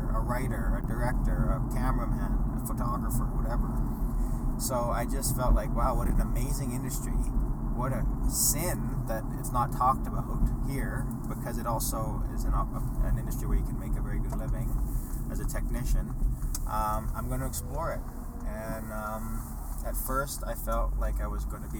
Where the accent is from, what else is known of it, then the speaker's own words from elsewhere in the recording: Edmonton, Alberta, Canada; growing up in Edmonton